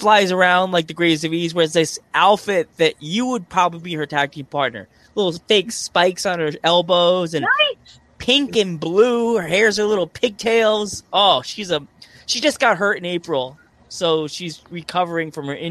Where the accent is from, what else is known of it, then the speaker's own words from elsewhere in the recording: New York City, New York, United States; moved away; I grew up in New York